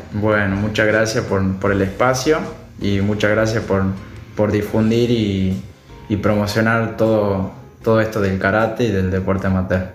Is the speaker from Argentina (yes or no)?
yes; Tucumán, Argentina; soy el único tucumano